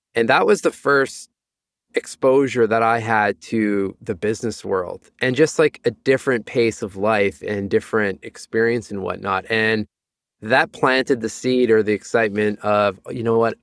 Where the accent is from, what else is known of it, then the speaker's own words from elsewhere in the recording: Sudbury, Ontario, Canada; moved away; also born or lived in Toronto; a place called Sudbury, about four hours north of, of Toronto.